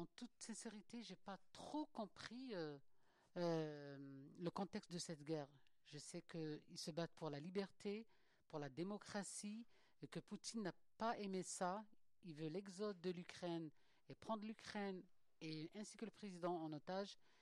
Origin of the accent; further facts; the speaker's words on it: Algeria; moved away; je suis algérienne